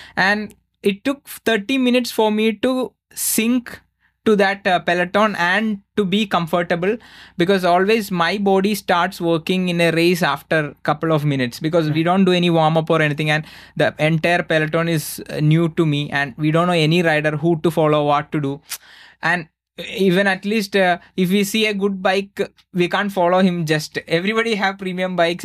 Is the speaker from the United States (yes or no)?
no; India; I'm from India